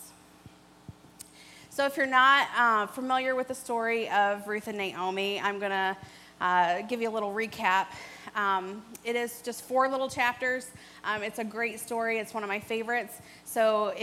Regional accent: Kentucky, United States; moved away; I'm from Kentucky, born and raised there.

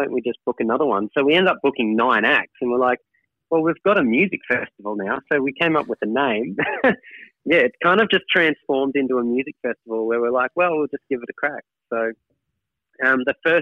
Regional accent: Toowoomba, Queensland, Australia; my hometown of Toowoomba. And I've got so many, you know, family and friends here

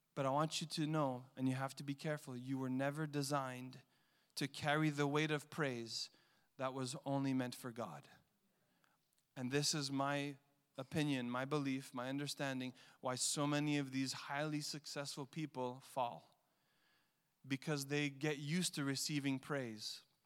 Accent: Montreal, Quebec, Canada; I grew up in Montreal

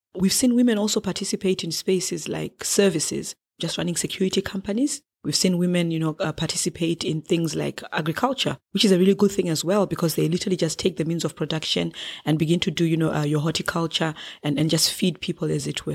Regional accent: Harare, Zimbabwe; I'm from Zimbabwe and from the capital city of Harare.

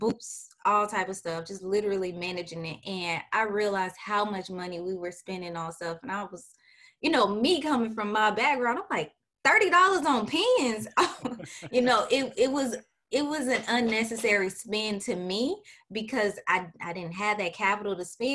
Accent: St. Petersburg, Florida, United States; I am originally from St. Petersburg, Florida. I am a Florida native.

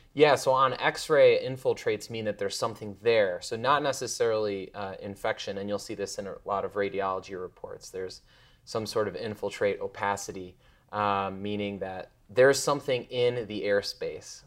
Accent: Chicago, Illinois, United States; also born or lived in Bloomington; now in Indianapolis, United States; I'm from Chicago

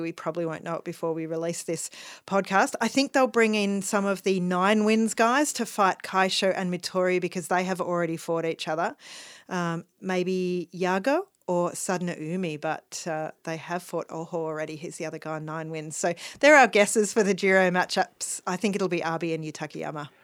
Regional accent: Melbourne, Victoria, Australia; as a Melbourneian, as an Australian

